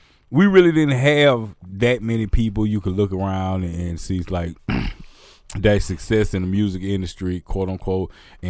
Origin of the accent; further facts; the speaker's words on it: Pass Christian, Mississippi, United States; Y'all don't know, I'm from Gulf Coast, you feel me? Pat Christian, Mississippi, on deck, you dig that?